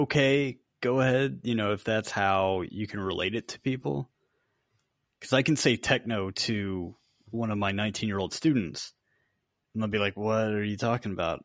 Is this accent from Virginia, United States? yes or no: yes; Virginia Beach, Virginia, United States; grew up off of Little Creek Road